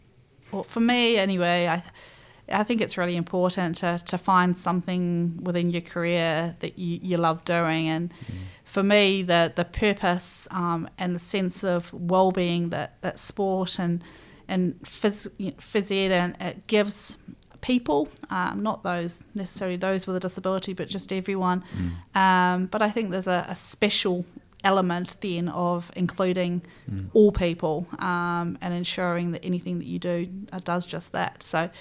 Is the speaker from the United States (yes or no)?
no; Scotland, United Kingdom; also born or lived in England; that upbringing with mum and dad very much instilling that I was from Scotland but born in England rang true all the way to me choosing Scotland as my nation to compete for.